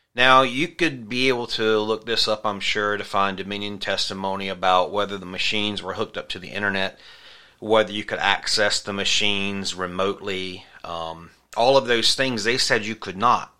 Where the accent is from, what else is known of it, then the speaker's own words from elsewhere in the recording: South Carolina, United States; my home state of South Carolina